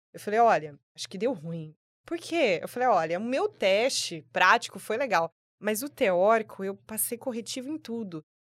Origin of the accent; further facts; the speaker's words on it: Sinop, Mato Grosso, Brazil; moved away as an adult; now in Cuiabá, Brazil; sou de Sinop, então eu tinha ali meus 19, 20 anos